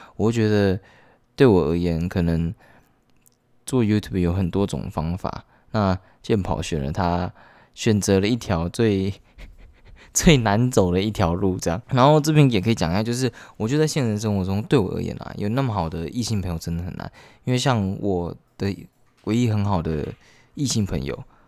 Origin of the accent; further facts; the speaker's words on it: central Taiwan, Taiwan; moved away as an adult; 我是中部人，然后我来北部上学这样